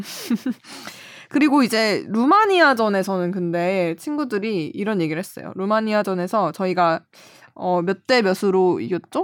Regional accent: Cheonan, South Chungcheong, South Korea; 제 고향이 천안인데

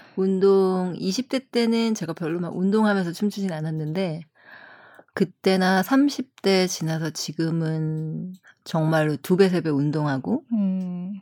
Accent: South Korea; 저도 한국 사람이라

